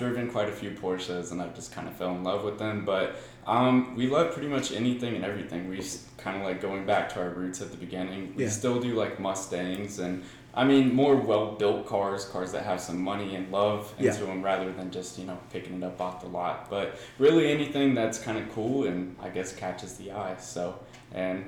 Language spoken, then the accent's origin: English; Las Vegas, Nevada, United States; I was born and raised in Las Vegas.